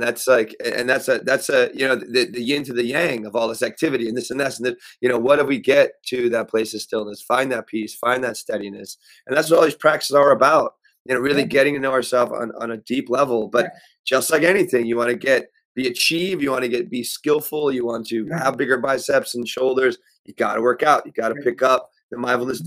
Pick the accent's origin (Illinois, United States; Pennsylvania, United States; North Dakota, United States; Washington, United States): Pennsylvania, United States; also born or lived in New York; I was raised in Pennsylvania in this house I'm in right now